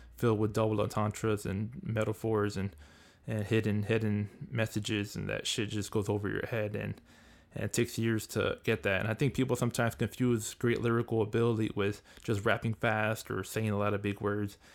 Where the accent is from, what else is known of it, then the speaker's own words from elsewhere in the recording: Southern California, United States; I'm from the West Coast, I'm from California, Southern Cal